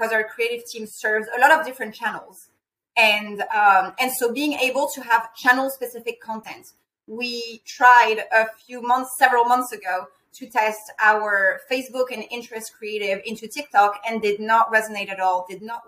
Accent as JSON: {"language": "English", "country": "France", "moved": "yes", "said": "I'm personally from France"}